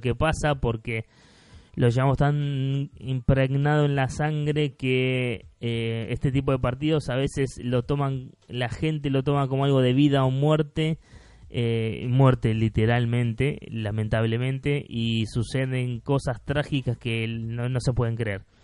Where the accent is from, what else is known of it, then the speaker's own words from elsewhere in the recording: Argentina; soy de Argentina